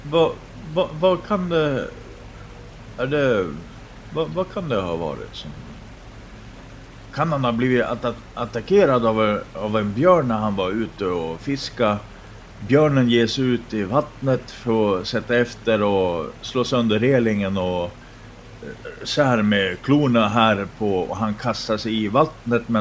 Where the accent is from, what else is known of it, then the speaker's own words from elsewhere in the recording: Rovaniemi, Lapland, Finland; born there; jag är född i Rovaniemi